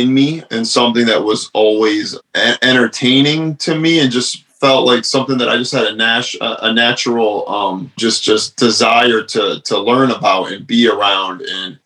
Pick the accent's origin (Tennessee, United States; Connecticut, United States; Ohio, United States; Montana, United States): Connecticut, United States; Stratford; I'm from Stratford, Connecticut. I was, you know, born there, raised there